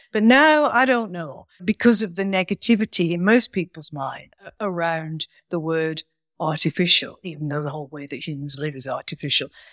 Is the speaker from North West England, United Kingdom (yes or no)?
yes; Manchester, North West England, United Kingdom; I was born in Manchester